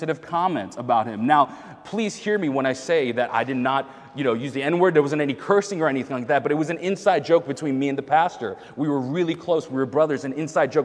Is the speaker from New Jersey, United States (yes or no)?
no; New York, United States; now in Boston, United States; I'm from New York.